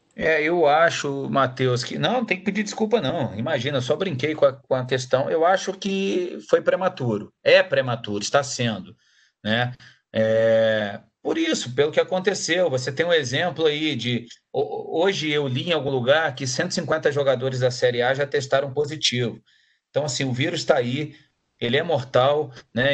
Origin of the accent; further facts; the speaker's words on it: Barra Mansa, Rio de Janeiro, Brazil; also born or lived in Volta Redonda; sou de Barra Mansa, mas é, a vida toda ali, criado Barra Mansa e Volta Redonda